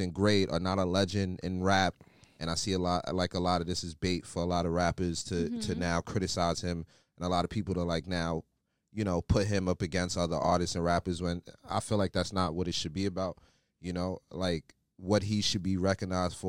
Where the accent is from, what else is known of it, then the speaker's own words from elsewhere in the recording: New York, United States; I'm from Harlem